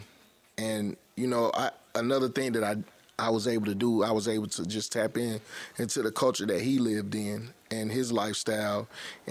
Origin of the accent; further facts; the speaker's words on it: East Point, Georgia, United States; also born or lived in Atlanta, Georgia; I was born in Grady, and then from there we moved to East Point. And damn. I grew up in East Point.